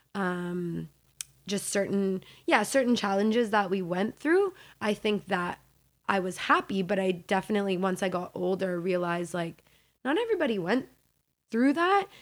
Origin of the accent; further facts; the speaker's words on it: Hamilton, Ontario, Canada; also born or lived in Mississauga; Hamilton is really where I grew up, from the age of, like, five.